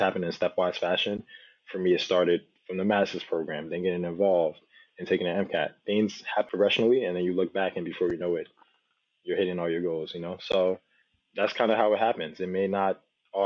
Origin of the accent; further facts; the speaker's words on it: New Jersey, United States; also born or lived in Nigeria; I was raised in Jersey. I was born in Nigeria, but I was raised in Jersey since I was 3 years old